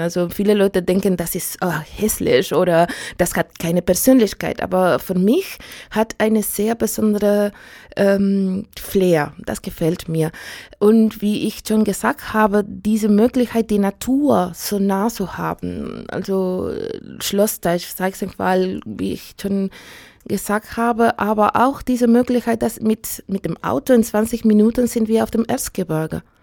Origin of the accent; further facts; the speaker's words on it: Santiago, Santiago Metropolitan Region, Chile; first language Spanish; German is a second language; moved away as an adult; also born or lived in Stockholm; now in Chemnitz, Germany; Ich bin in Santiago de Chile geboren und ich wohne in Chemnitz seit 2005